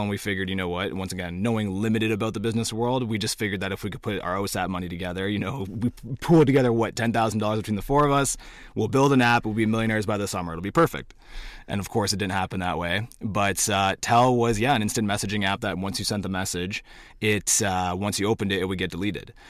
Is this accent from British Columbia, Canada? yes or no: no; Cornwall, Ontario, Canada; I'm from Cornwall